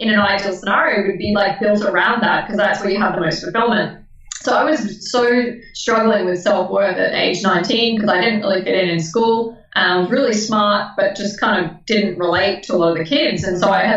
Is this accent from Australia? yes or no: yes; Melbourne, Victoria, Australia; now in Brisbane, Australia; originally born in Melbourne. Some people judge that. Currently living in Brisbane